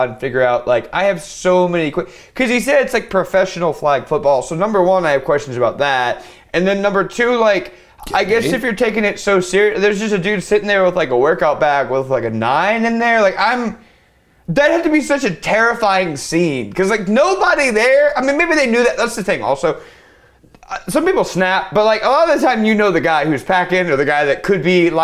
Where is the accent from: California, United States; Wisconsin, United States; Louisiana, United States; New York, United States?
Louisiana, United States; I'm from Louisiana